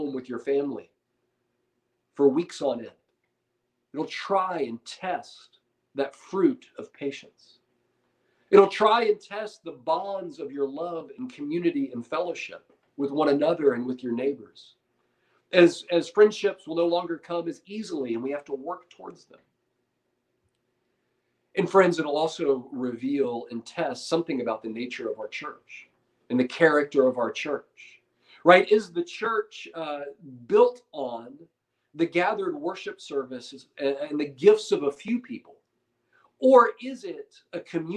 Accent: United States; as modern American Christians

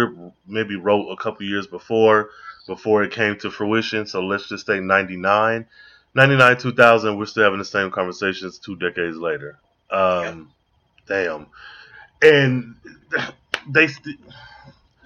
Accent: Midwest, United States; now in Dallas, United States; I'm down here in Dallas, Texas. I was not born and raised here. I am from the Midwest.

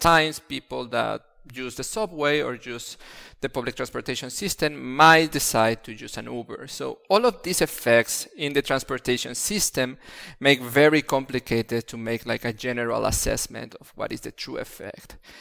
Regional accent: Mexico City, Mexico; moved away as an adult; now in Italy; I come from Mexico City, and Mexico City is constantly having pollution-related issues

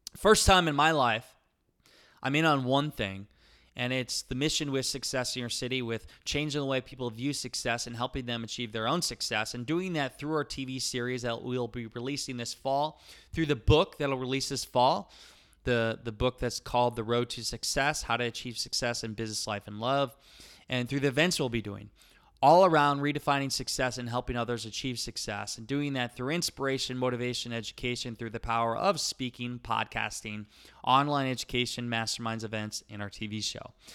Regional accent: Iowa, United States; accent: Iowa; I have my Iowa accent and slang

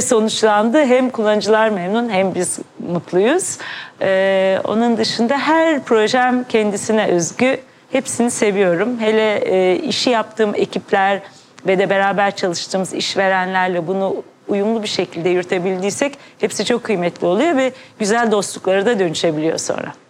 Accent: Ankara, Turkey; now in Istanbul, Turkey; ben Ankara doğumluyum. İstanbul'a sonra belirli bir yaşımdan sonra taşındım

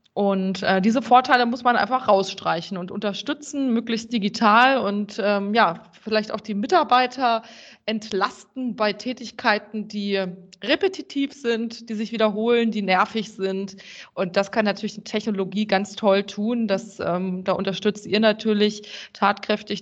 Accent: Germany; als äh, Deutsche

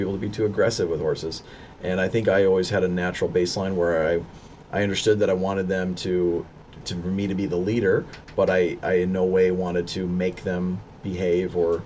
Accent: Michigan, United States; moved away as an adult; also born or lived in Avon Park, Florida; now in Florida, United States; I was born in Florida, Avon Park, Florida, but I grew up in Michigan

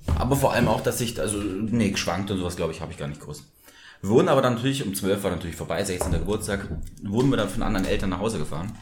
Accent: Munich, Bavaria, Germany; wir aus München sind äh, und mit der Wiesen auch aufgewachsen sind

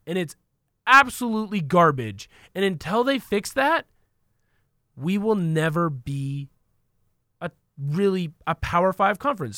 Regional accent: Vancouver, Washington, United States; I come from Portland, the Portland area, Vancouver

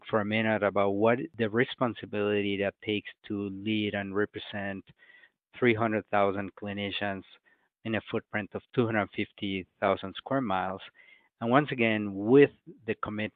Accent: Mexico City, Mexico; moved away as an adult; I was born and raised in Mexico City in a very poor area of the city

